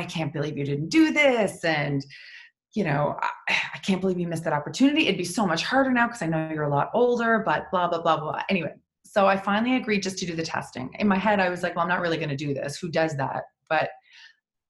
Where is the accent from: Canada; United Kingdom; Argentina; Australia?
Canada; Prince Edward Island; I grew up in Prince Edward Island.